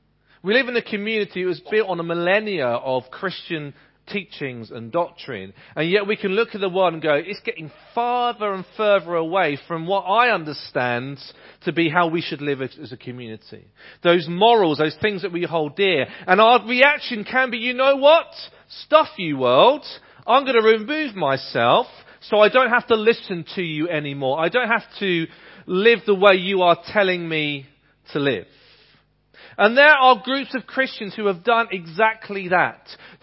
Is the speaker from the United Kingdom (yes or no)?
yes; Ipswich, East of England, United Kingdom; There's a community like that in the town that I was growing up in Ipswich.